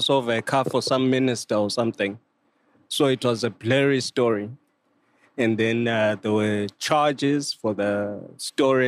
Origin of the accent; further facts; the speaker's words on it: Zimbabwe; I'm from Zim.